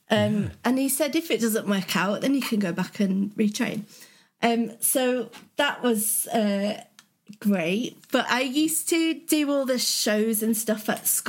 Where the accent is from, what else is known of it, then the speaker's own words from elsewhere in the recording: the north of England, United Kingdom; accent: northern; my accent went a bit northern